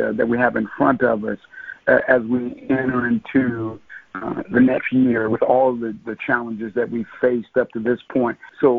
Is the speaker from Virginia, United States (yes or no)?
yes; Norfolk, Virginia, United States; And so I'm originally from Norfolk, Virginia, by way of a number of other sort of cities. My parents were military.